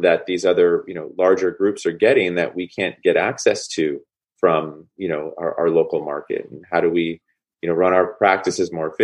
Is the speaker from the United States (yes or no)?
yes; Bay Area, California, United States; also born or lived in Boston; I grew up in the Bay Area.